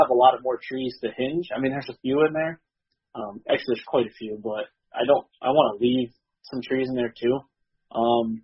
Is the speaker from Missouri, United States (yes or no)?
no; Michigan, United States; growing up in Michigan and having that tradition